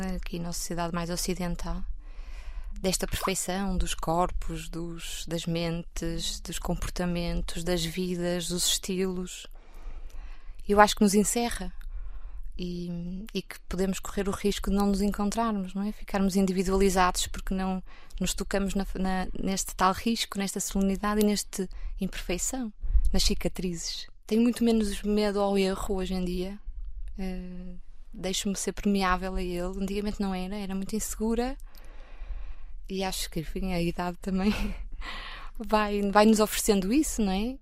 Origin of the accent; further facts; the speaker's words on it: Porto, Norte, Portugal; eu sou do Porto, nasci no Porto, vivo no Porto